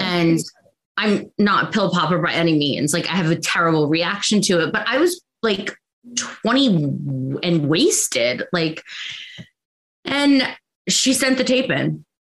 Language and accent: English; New York, United States; also born or lived in Long Island, New York; born in New York, raised, then moved to Long Island